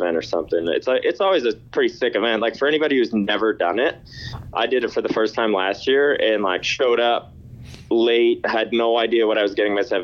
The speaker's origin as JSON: {"language": "English", "town": "Ottawa", "region": "Ontario", "country": "Canada", "tie": "born or raised there", "said": "I have to stay true to my hometown team"}